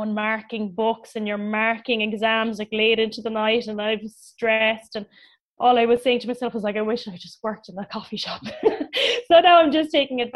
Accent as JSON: {"language": "English", "town": "Cork", "region": "Munster", "country": "Ireland", "tie": "born or raised there", "said": "I'm from Cork"}